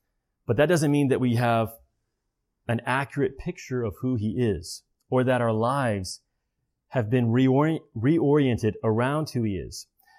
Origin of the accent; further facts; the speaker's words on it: the Bible Belt, United States; I grew up in the Bible Belt.